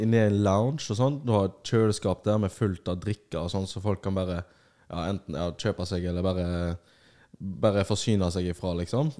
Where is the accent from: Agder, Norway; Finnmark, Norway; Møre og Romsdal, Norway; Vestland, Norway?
Vestland, Norway; Bergen; er fra Bergen